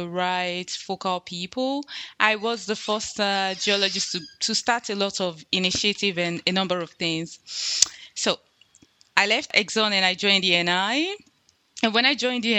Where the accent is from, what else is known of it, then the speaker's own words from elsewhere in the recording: Nigeria; moved away; I was born in Nigeria.